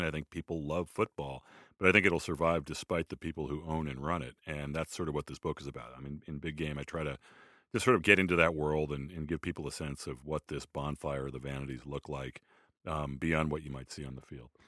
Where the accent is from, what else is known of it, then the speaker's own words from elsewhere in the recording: Boston, Massachusetts, United States; as a Bostonian